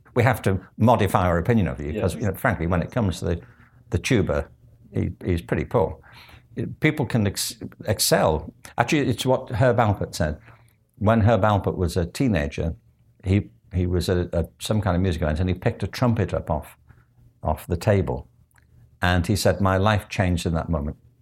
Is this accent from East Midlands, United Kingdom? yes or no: no; Liverpool, North West England, United Kingdom; also born or lived in Stratford; now in Los Angeles, United States; I grew up in Liverpool